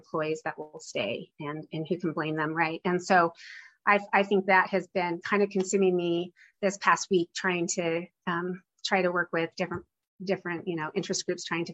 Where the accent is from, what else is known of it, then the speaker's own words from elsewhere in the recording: Utah, United States; I'm from Utah County